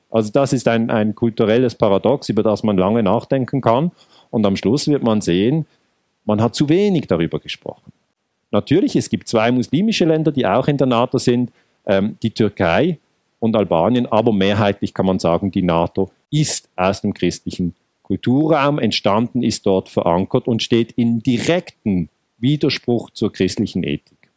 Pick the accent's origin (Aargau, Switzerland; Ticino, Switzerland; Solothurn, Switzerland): Ticino, Switzerland; Ich bin im Tessin geboren